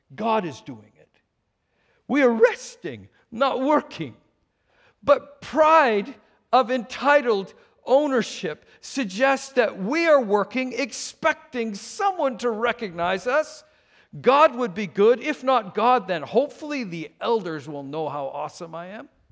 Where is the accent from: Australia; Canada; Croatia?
Canada; Vancouver, British Columbia; moved away as an adult; also born or lived in Saskatchewan; now in United States; my hometown, Vancouver.